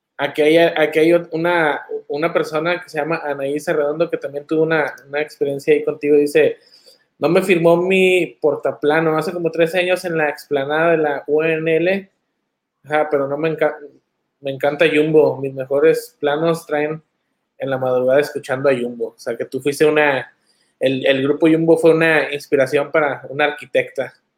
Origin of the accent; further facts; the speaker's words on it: Monterrey, Nuevo León, Mexico; moved away; muchos de nosotros que crecimos allá en Monterrey